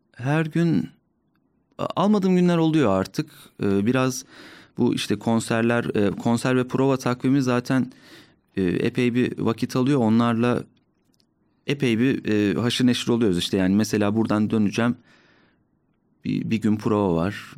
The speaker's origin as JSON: {"language": "Turkish", "region": "Ordu", "country": "Turkey", "moved": "as an adult", "lives_now": "Ankara, Turkey", "said": "Ben Orduluyum"}